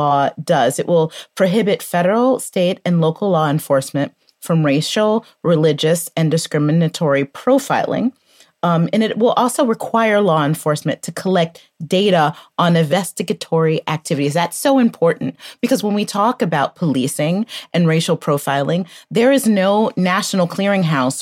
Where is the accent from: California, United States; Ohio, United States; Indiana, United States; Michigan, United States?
Michigan, United States; Detroit; I too am a Michigan native